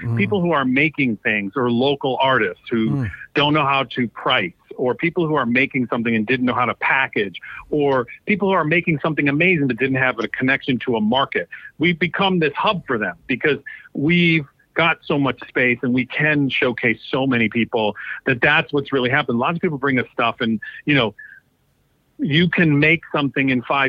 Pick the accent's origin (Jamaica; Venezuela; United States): United States; Detroit, Michigan; born there; also born or lived in New York / Los Angeles / Washington, District of Columbia, United States; And then I was born in Detroit, lived in many places, New York, LA, DC.